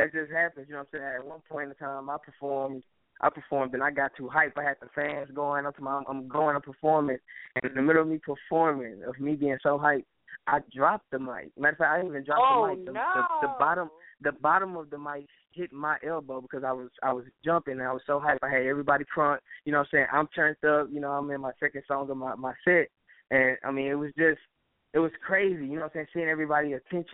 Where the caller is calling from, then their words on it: Houston, Texas, United States; I'm calling from Houston, Texas